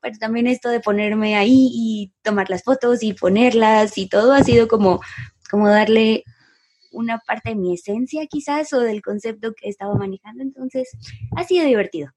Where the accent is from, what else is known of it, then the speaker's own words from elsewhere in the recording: Guadalajara, Jalisco, Mexico; moved away as an adult; also born or lived in San Pancho, Nayarit; yo nací en Guadalajara y pues aquí, nacida y crecida